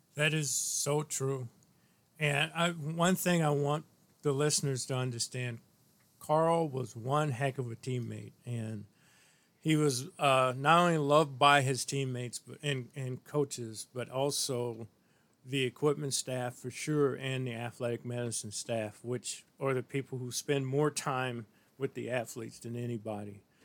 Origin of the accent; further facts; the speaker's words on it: Missouri, United States; I grew up in Missouri